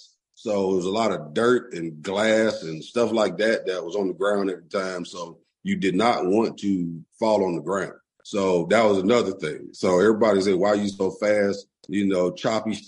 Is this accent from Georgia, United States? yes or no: yes; Atlanta, Georgia, United States; I grew up in Adamsville